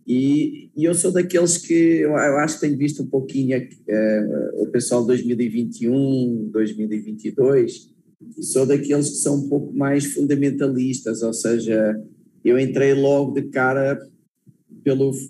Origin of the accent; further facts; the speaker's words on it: Portugal; sou português